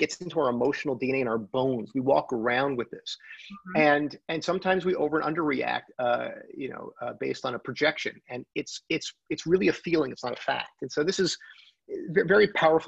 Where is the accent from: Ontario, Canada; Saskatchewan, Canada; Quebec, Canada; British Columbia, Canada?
Quebec, Canada; Montreal; now in Toronto, Canada; we're both from Montreal